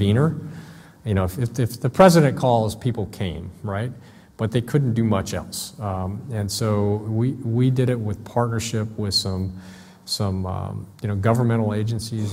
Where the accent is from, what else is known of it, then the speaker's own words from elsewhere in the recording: Southern California, United States; I'm from Southern California